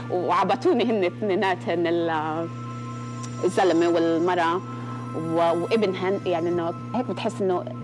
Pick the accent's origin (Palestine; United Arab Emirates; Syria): Palestine; فاول ما عرفوا انه فلسطينيه بالاحرى انه نادونا على الراديو انه … في حدا فلسطيني هون